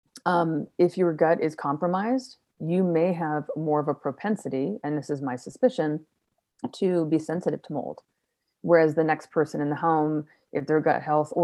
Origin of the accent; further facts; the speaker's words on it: Florida, United States; also born or lived in Chicago; now in Colorado, United States; I grew up in Florida